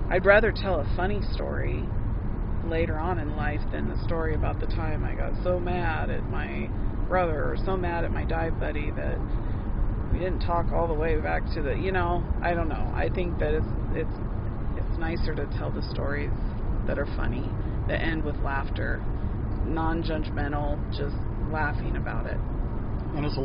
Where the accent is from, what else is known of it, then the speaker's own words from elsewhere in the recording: Boise, Idaho, United States; I didn't grow up in a in a big city and I grew up in Boise